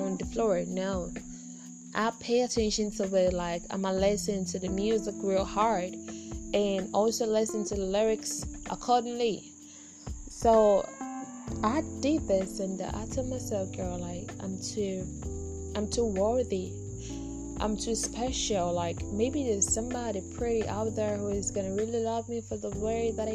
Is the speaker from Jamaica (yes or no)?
no; Ghana; I'm just a Ghanaian from Ghana